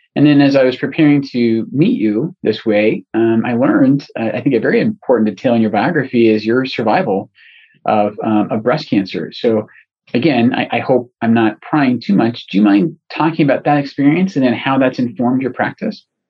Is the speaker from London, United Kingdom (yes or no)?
no; Scotland, United Kingdom; moved away; And I'm originally from Scotland, and so I, I know a tiny bit of Gaelic.